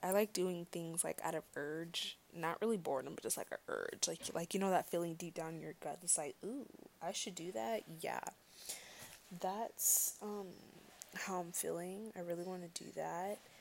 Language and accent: English; United States; as an American